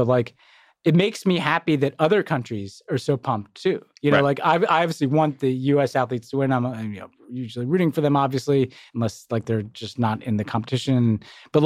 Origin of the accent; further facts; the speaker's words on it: United States; as an American